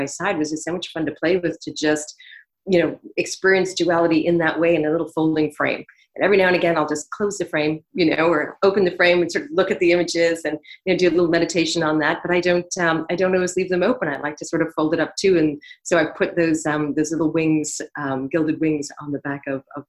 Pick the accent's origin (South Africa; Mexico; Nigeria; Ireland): Ireland; Dublin, Leinster; moved away as an adult; also born or lived in Canada / Dún Laoghaire; now in New York, United States; I was raised in Dublin, lived in a town on the ocean called Dunleary